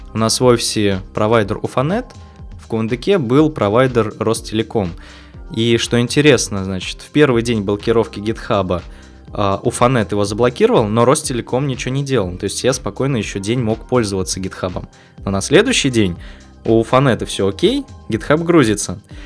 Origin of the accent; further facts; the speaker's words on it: Kuvandyk, Orenburg Oblast, Russia; я из Оренбурга, родился в Кундаке, в небольшом городе